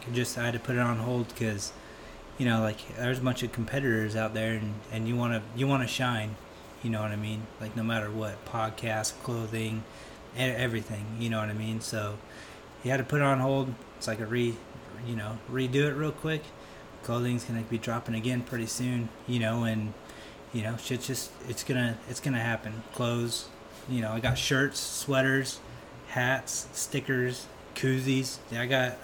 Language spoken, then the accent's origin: English; Piñon Hills, California, United States; I was born in Pinyon Hills, California, which is a super small town in the high desert of Phelan, of Southern California. And, you know, went to high school out there. Basically born and raised out there